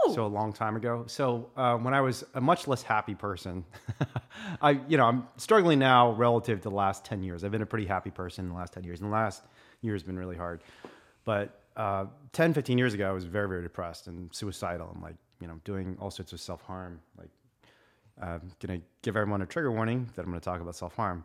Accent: Indiana, United States; I was a Republican growing up in Indiana

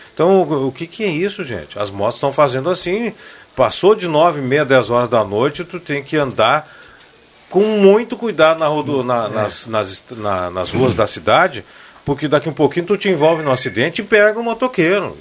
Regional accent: Rio Pardo, Rio Grande do Sul, Brazil; de Rio Pardo, minha terra

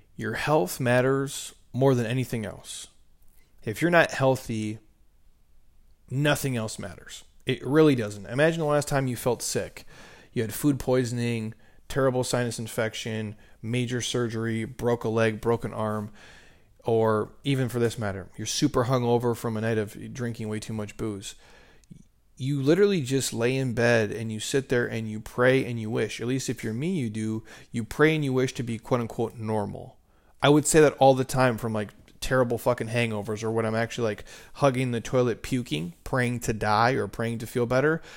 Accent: Minnesota, United States; moved away; growing up in Minnesota

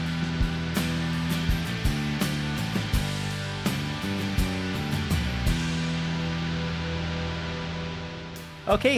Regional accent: New Jersey, United States; moved away; I'm from New Jersey

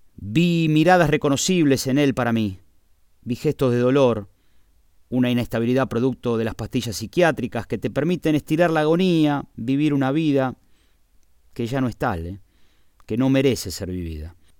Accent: Argentina; now in Spain; quiero estar en mi tierra

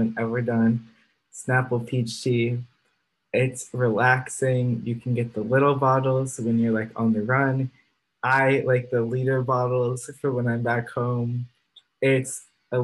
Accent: Chicago, Illinois, United States; we're both from Chicago

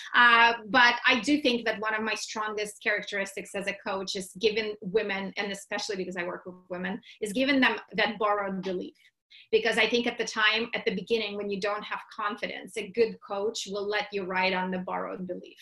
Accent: Russia; moved away; I was born and raised in Russia

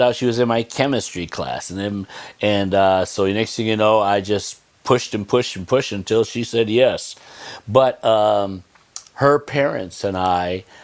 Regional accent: Olean, New York, United States; I grew up in Olean

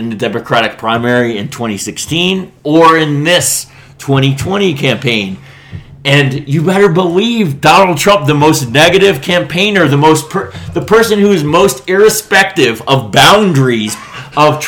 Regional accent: Miami, Florida, United States; I'm Cuban, and I'm from Miami

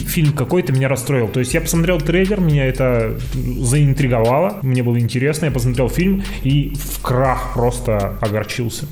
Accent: Novosibirsk, Novosibirsk Oblast, Russia; я просто человек из Новосибирска

